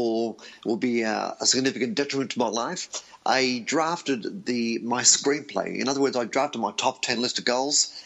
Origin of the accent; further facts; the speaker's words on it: Australia; I was born in Australia to Greek parents who had migrated from Europe